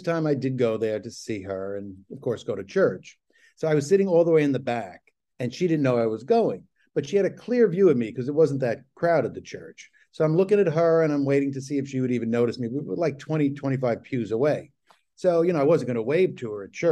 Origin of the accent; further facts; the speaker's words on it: New York City, New York, United States; I'm from Brooklyn